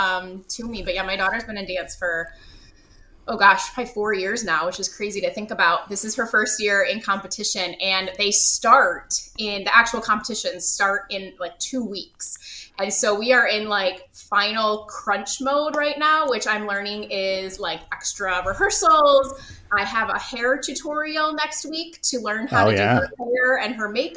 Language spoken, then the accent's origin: English; Rochester, New York, United States; I come from Rochester, New York